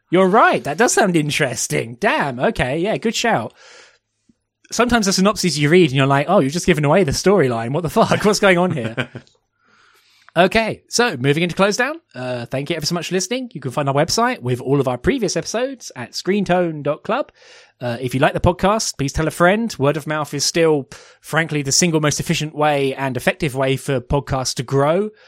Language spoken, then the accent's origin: English; United Kingdom; as British um, people